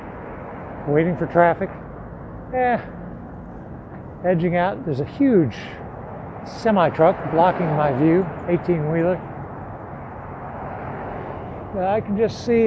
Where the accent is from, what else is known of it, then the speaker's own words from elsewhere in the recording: American Midwest, United States; now in New Orleans, United States; growing up in the American Midwest.